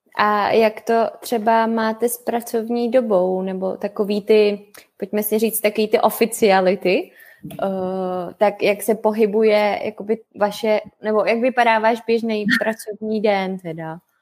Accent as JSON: {"language": "Czech", "country": "Czechia", "also_born_or_lived": "Canada", "moved": "as an adult", "said": "u nás v Čechách"}